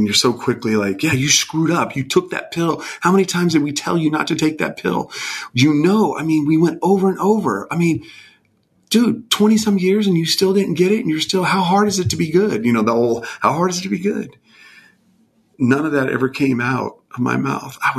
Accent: California, United States; moved away as an adult; I grew up mostly in California until I was about 18.

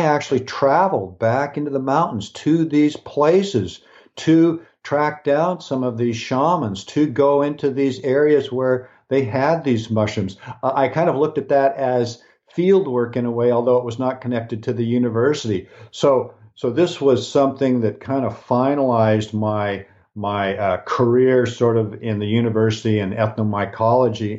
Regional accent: Pacific Northwest, United States; I was born in the Pacific Northwest, so I was born in an area that has lots of rain.

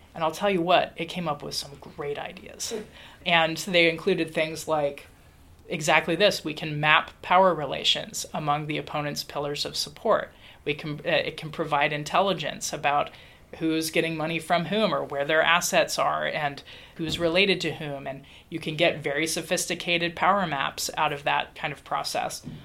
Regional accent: Dayton, Ohio, United States; I was growing up in Dayton, Ohio

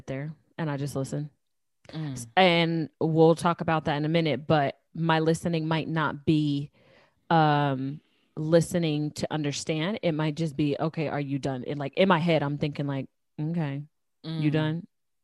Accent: New Jersey, United States; I'm from Jersey and I'm Puerto Rican

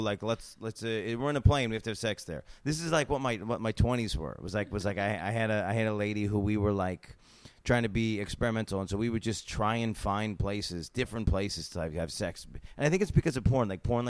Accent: United States; I'm an American.

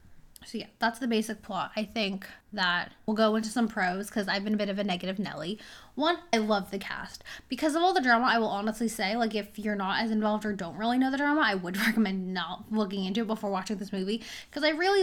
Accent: United States; I am American.

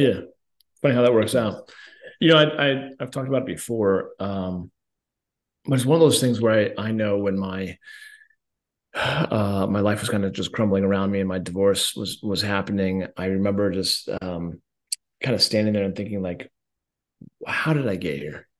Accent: Colorado, United States; I'm from Colorado

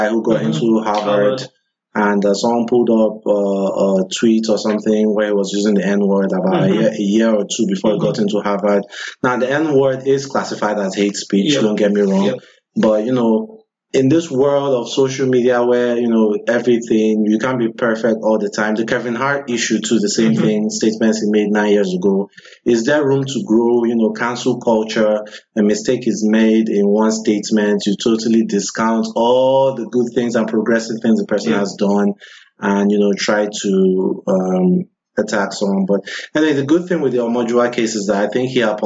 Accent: Nigeria; we're both Nigerians

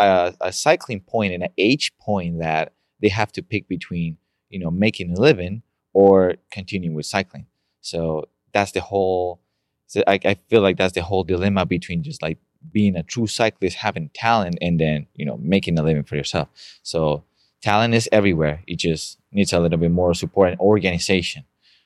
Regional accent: Colombia; now in Wheaton, United States; I'm Colombian.

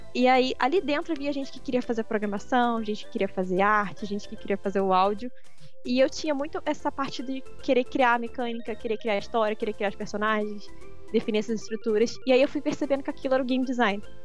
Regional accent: Rio de Janeiro, Brazil; Eu sou do Rio de Janeiro, vocês vão ouvir bastante do meu sotaque

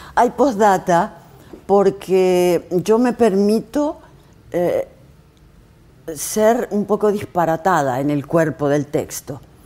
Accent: Argentina; como representante argentina

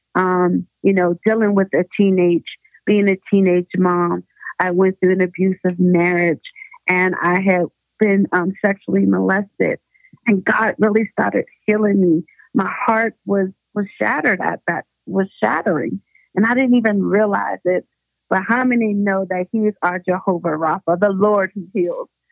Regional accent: Pittsburgh, Pennsylvania, United States; moved away as an adult; now in Denver, United States; I am originally from Pittsburgh, Pennsylvania

